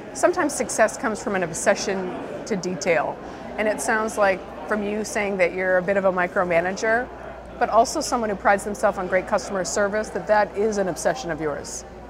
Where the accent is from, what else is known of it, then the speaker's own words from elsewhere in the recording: South of Boston, Massachusetts, United States; I'm an Irish South of Boston girl